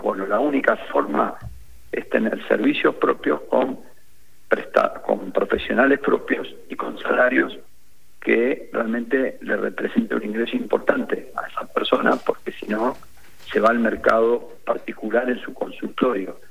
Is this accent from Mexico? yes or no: no; Argentina; como argentinos además y argentinas